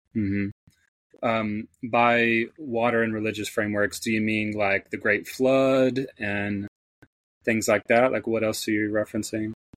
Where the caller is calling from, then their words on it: Northeast Tennessee, United States; also born or lived in Southern California; I'm calling in from Northeast Tennessee.